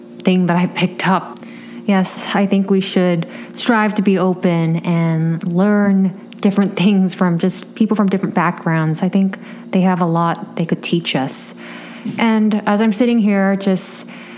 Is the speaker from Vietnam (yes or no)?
yes; Vietnam; moved away as an adult; now in Los Angeles, United States; growing up in Vietnam